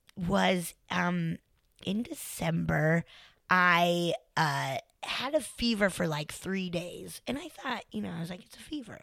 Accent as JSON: {"language": "English", "region": "Colorado", "country": "United States", "said": "I'm from Colorado."}